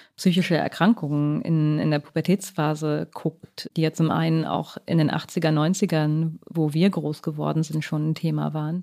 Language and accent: German; West Germany, Germany; ich bin ja auch in den 80er Jahren aufgewachsen in Westdeutschland